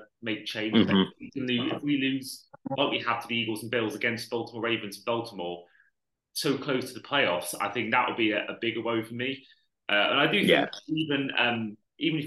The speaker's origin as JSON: {"language": "English", "area": "Welsh", "region": "Wales", "country": "United Kingdom", "said": "I'm Welsh"}